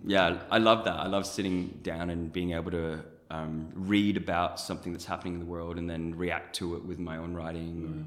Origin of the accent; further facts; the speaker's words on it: Germany; now in Australia; I was born in Germany. My mom's a Pakistani Canadian. My dad's a German Colombian. I I live in Australia